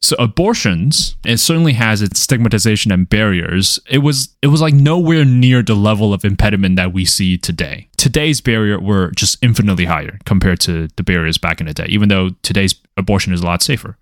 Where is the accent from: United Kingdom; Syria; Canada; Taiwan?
Taiwan; moved away; I am an immigrant. And growing up in Taiwan